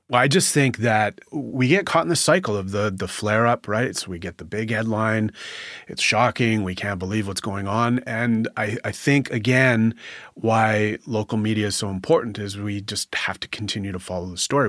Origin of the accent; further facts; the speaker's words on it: Northwestern Ontario, Canada; I'm from Northwestern Ontario